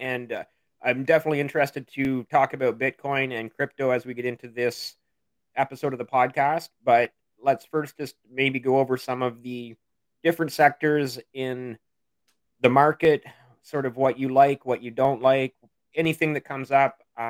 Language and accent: English; Canada; also born or lived in Ontario, Canada; as a Canadian